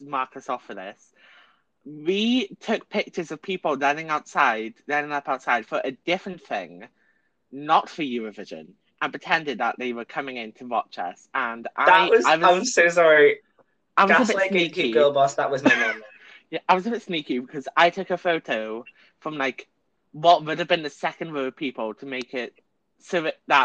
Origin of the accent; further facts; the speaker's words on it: Wales, United Kingdom; we're Welsh